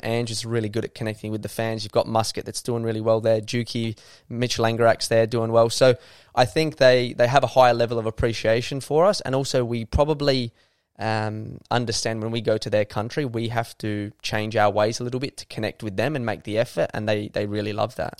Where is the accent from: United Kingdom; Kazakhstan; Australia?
Australia; Adelaide, South Australia; I love it here. I was captain of the club. This is my hometown